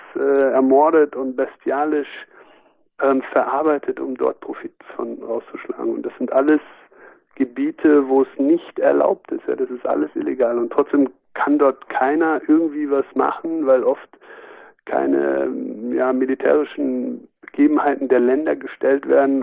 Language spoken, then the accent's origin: German; Germany; wir als Deutsche